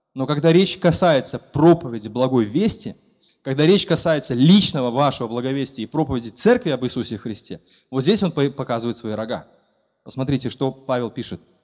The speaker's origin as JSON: {"language": "Russian", "country": "Belarus", "said": "Мы как истинные белорусы"}